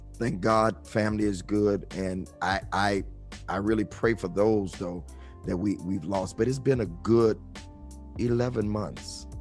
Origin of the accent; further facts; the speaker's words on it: Detroit, Michigan, United States; also born or lived in New York, United States; I grew up in New York until I was nine